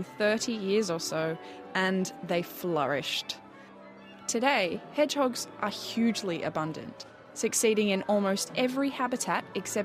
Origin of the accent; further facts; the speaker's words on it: Australia; now in New Zealand; As an Australian